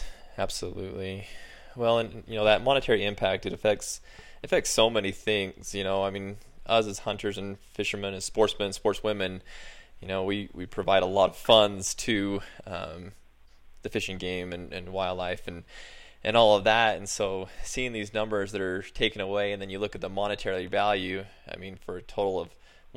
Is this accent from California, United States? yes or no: no; Utah, United States; I was born and raised in Utah